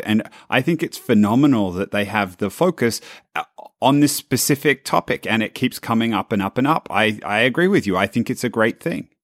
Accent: Australia; now in San Francisco, United States

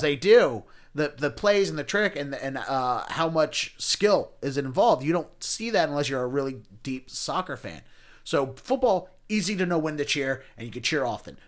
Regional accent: Baltimore, Maryland, United States; moved away as an adult; now in Boston, United States; I grew up in Baltimore County

